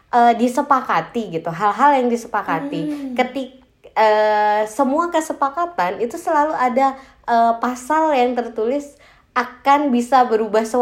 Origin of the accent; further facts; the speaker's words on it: Nunukan, North Kalimantan, Indonesia; tapi saya besarnya itu di Nunukan Nunukan tuh Kalimantan